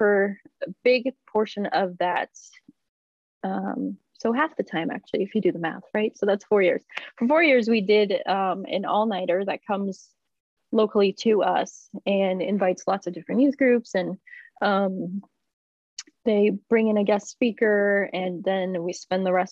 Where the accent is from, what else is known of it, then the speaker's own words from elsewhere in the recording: Lynn, Massachusetts, United States; I grew up in Lynn, Massachusetts, after moving to the United States